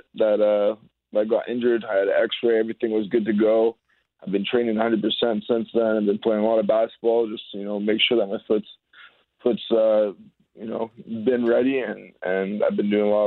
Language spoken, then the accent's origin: English; Winnipeg, Manitoba, Canada; born or raised there; moved away as an adult; also born or lived in Saskatchewan